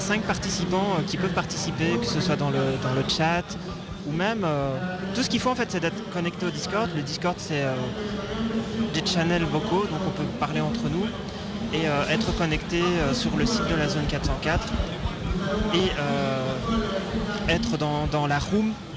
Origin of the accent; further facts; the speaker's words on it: Belgium; en tant que Belge